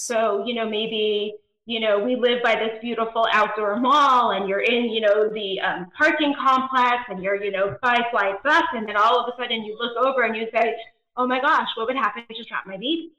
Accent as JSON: {"language": "English", "region": "East Coast", "country": "United States", "also_born_or_lived": "Georgia / Nebraska", "moved": "as an adult", "lives_now": "California, United States", "said": "my husband and I, um, are actually both East Coasters originally. We live in California now"}